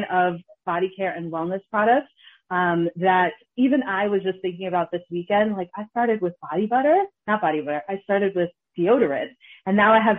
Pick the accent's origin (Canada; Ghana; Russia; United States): Ghana; We're we're Ghanaian, we're we're from Kings